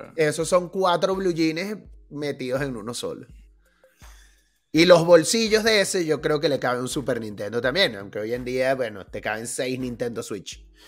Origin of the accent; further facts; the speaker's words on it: Caracas, Capital District, Venezuela; moved away; nosotros que crecimos en Caracas